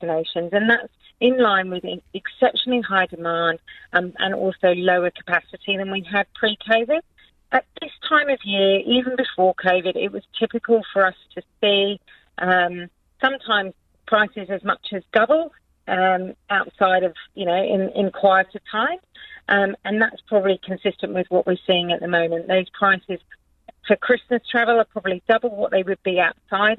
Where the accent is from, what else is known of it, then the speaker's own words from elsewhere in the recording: England, United Kingdom; I'm from England